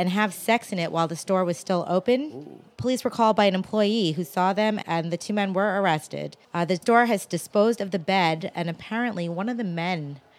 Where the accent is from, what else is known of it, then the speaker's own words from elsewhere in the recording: New Jersey, United States; my home state of New Jersey.